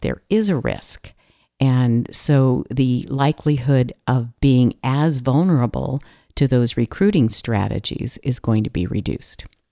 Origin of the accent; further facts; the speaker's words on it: California, United States; I'm from California